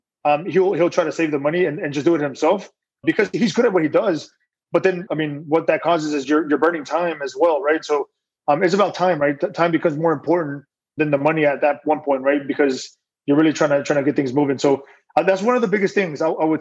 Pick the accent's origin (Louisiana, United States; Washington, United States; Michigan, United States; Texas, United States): Texas, United States; outside Houston; I grew up in Texas, right? Just a little outside of Houston